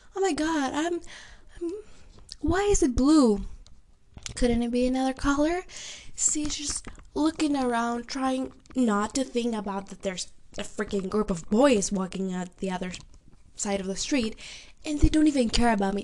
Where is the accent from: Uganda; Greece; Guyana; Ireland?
Greece; I'm from Greece, which is something unusual for them